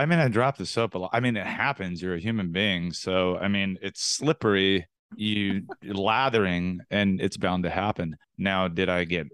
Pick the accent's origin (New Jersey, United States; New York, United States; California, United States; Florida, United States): California, United States; Los Angeles; also born or lived in Antelope Valley, California; I grew up in South LA and then Antelope Valley